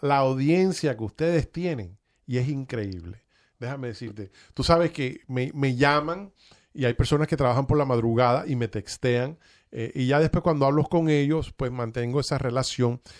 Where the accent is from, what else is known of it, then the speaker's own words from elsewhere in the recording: Cuba; now in United States; yo soy cubano-americano y vine a este país y me desarrollé